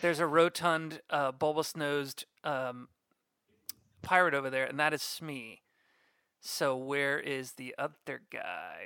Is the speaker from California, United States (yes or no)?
no; Orlando, Florida, United States; right here, born and raised